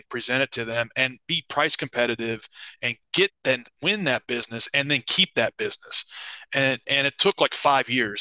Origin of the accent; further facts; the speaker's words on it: Nashville, Tennessee, United States; I grew up in Nashville, Tennessee, in the United States